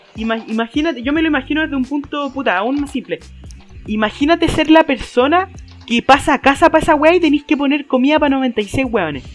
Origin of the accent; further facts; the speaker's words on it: Chile; cómo somos los chilenos como sociedad